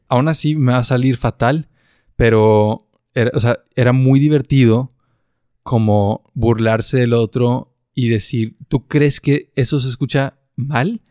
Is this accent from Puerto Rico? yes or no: no; northern Mexico, Mexico; accent: northern Mexican; … y yo tenemos un acento mexicano del norte